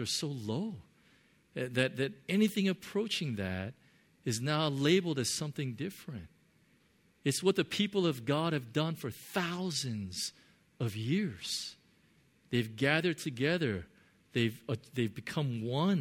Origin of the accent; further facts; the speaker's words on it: United States; I grew up in America